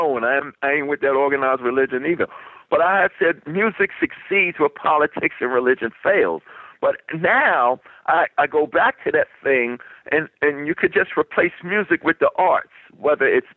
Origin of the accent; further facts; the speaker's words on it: New York City, New York, United States; as a little kid growing up in New York City in my era